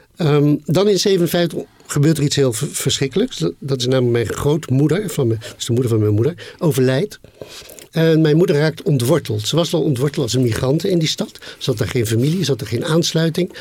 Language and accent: Dutch; The Hague, South Holland, Netherlands; Den Haag waarin ik opgroeide